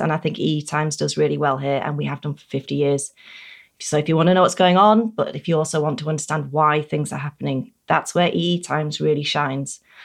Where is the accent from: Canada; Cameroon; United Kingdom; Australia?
United Kingdom; As a Brit